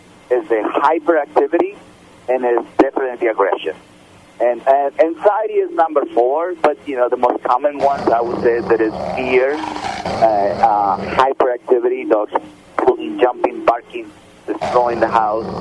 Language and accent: English; Mexico; now in United States; growing up in Mexico